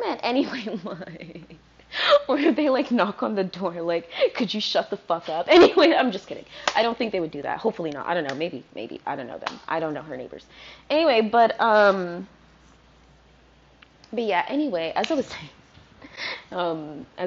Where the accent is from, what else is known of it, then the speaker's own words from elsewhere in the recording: Fredericksburg, Virginia, United States; now in Brooklyn, United States; I grew up in Fredericksburg, Virginia